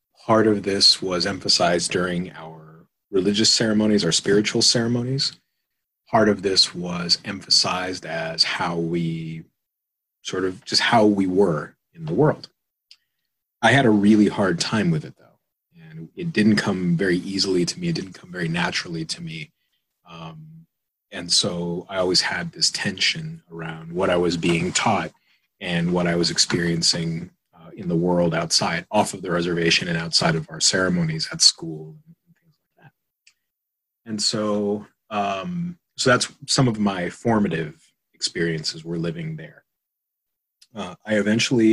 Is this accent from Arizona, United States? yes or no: yes; Tucson, Arizona, United States; moved away as an adult; I am from Southern Arizona. I grew up in a small reservation just outside of Tucson city limits.